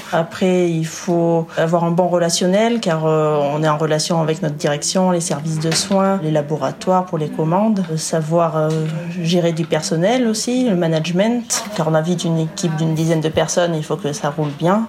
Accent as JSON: {"language": "French", "town": "Gap", "region": "Provence-Alpes-Côte d'Azur", "country": "France", "tie": "born or raised there", "also_born_or_lived": "Ollioules, Var", "moved": "yes", "said": "je suis originaire de Gap dans les Hautes-Alpes"}